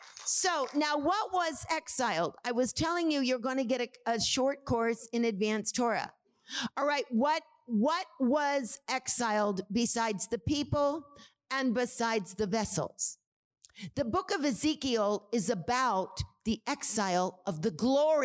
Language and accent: English; Orange County, California, United States; I'm from Orange County.